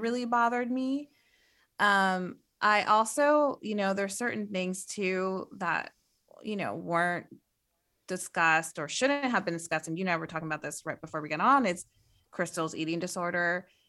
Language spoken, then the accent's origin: English; Midwest, United States; I'm from the Midwest